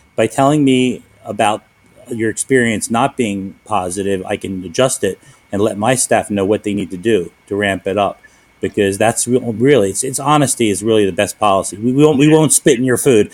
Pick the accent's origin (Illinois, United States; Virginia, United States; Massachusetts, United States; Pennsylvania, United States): Pennsylvania, United States; Philadelphia; moved away; I'm born and raised in Philadelphia